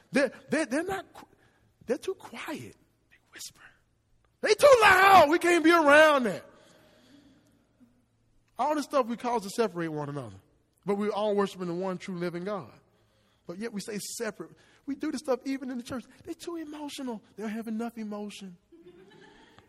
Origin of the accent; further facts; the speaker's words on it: Hernando, Mississippi, United States; I'm born and raised in Hernando